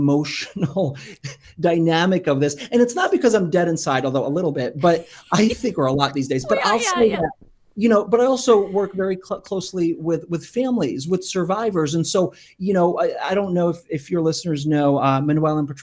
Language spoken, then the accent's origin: English; Kyiv, Ukraine; now in United States; was born in Kyiv, and so I'm Ukrainian. And we, you know, came to America almost 30 years ago now